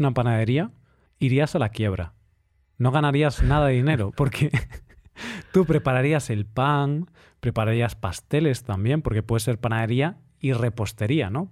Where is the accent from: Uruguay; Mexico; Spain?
Spain; como español, que llevaba toda mi vida comiendo pan